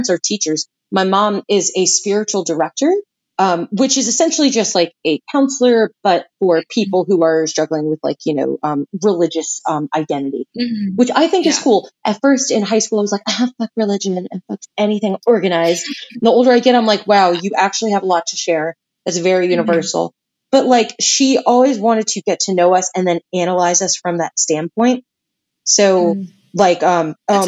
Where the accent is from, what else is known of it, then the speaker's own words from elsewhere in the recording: Charlotte, North Carolina, United States; also born or lived in Raleigh, North Carolina; my entire adolescence from ages 3 to 18, I was raised in Charlotte.